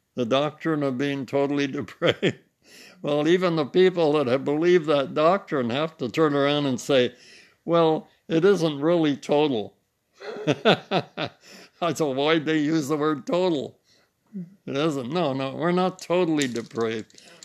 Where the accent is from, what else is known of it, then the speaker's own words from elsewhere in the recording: United States; I'm German French, but I'm really American. I'm not really German French